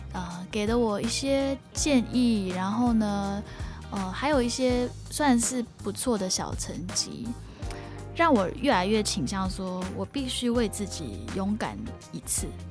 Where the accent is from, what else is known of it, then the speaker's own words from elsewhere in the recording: Singapore; moved away as an adult; now in Taipei, Taiwan; 我自己来自于一个比较传统的家庭，然后呢，也是，呃，在新加坡受的教育